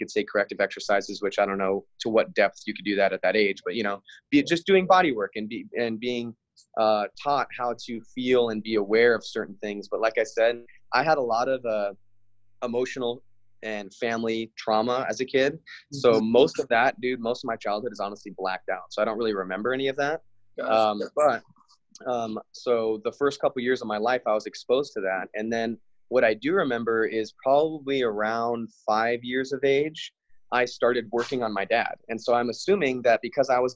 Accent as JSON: {"language": "English", "area": "Big Island", "region": "Hawaii", "country": "United States", "tie": "born or raised there", "moved": "yes", "lives_now": "California, United States", "said": "I was born and raised in Hawaii on the Big Island"}